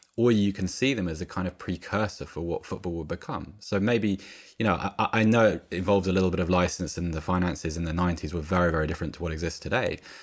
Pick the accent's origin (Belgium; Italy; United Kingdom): United Kingdom; Oxford, South East England; I grew up in Oxford